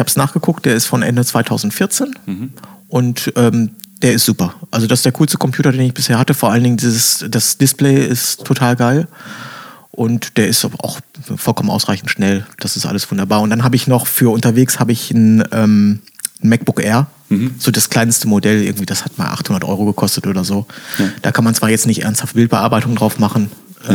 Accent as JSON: {"language": "German", "town": "Bielefeld", "region": "North Rhine-Westphalia", "country": "Germany", "moved": "yes", "said": "ich komme ja äh, ursprünglich aus Bielefeld"}